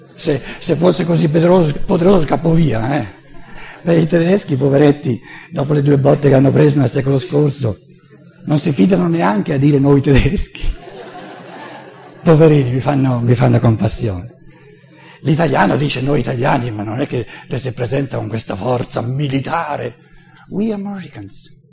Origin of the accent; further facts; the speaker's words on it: Italy; moved away as an adult; also born or lived in United States; io sono nato e cresciuto in Italia